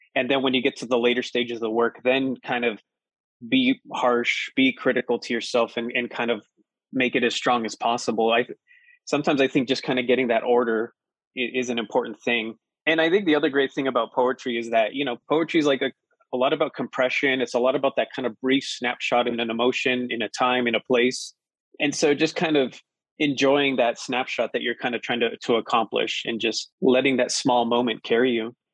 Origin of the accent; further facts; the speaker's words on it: Colorado Springs, Colorado, United States; also born or lived in Pueblo, Colorado; I grew up in Colorado Springs